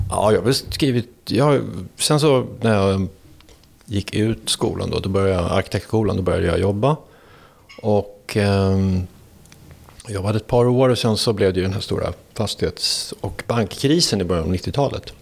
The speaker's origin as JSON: {"language": "Swedish", "town": "Danderyd", "region": "Stockholm County", "country": "Sweden", "tie": "born or raised there", "said": "Jag är född eh, på Danderyds sjukhus här norr om, norr om stan. och uppväxt upp i en förort till Stockholm som heter Danderyd"}